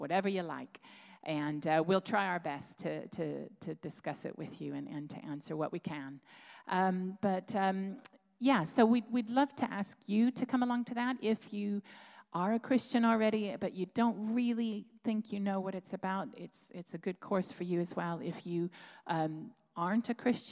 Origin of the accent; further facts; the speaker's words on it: United States; moved away as an adult; now in Plymouth, United Kingdom; I'm American